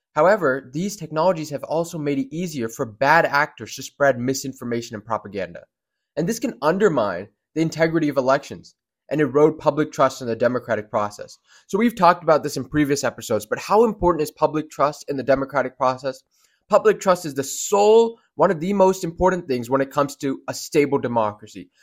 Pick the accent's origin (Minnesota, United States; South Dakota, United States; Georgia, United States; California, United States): Georgia, United States; Georgia is where I'm from, it's my home state.